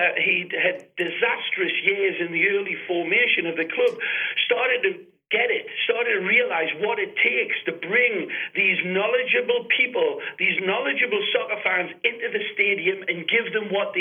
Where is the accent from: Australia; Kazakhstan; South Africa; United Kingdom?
United Kingdom; England; accent: English; moved away as an adult; now in Fort Lauderdale, United States; I know I sound English